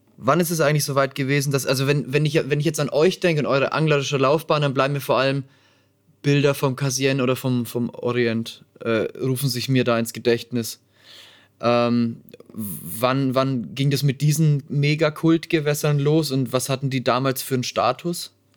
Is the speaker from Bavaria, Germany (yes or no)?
yes; Nuremberg, Bavaria, Germany; Meine Heimatstadt